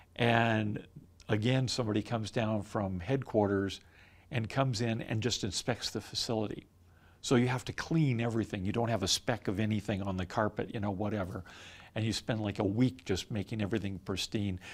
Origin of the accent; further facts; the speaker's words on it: Southern California, United States; moved away; growing up in Southern California